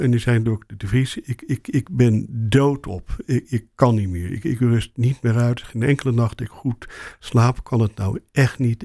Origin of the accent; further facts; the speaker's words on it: Rotterdam, South Holland, Netherlands; moved away as an adult; now in Amsterdam, Netherlands; ik kom uit Rotterdam en ik ben naar Amsterdam gegaan omdat ik ooit begonnen ben met tandheelkunde eh, studeren